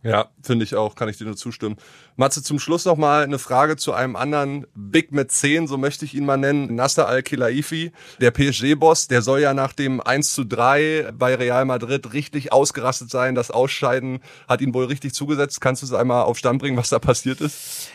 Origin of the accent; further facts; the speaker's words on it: Gramzow, Brandenburg, Germany; mein Heimatdorf Gramsow